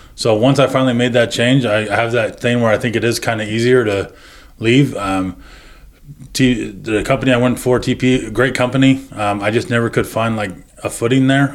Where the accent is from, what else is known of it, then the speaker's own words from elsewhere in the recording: Medford, Oregon, United States; moved away as an adult; being in my hometown